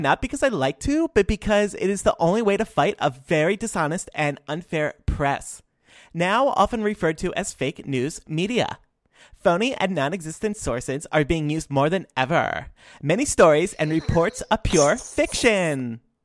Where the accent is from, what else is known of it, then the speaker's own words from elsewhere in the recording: Illinois, United States; here in my home state of Illinois